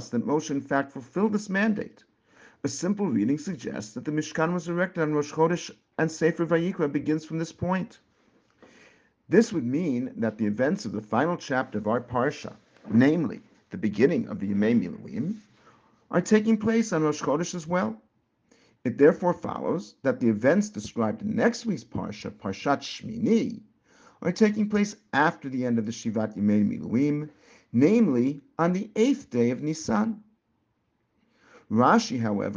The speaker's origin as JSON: {"language": "English", "town": "Teaneck", "region": "New Jersey", "country": "United States", "tie": "born or raised there", "said": "Growing up in Teaneck, New Jersey, and it was a very different place more years ago than I care to admit, our shul"}